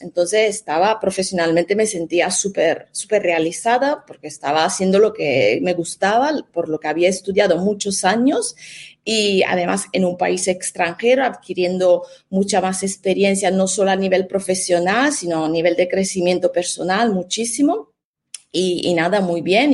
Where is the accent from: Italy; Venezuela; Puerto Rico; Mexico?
Italy; Spanish is a second language; moved away as an adult; now in Spain; soy italiana, me licencié en Italia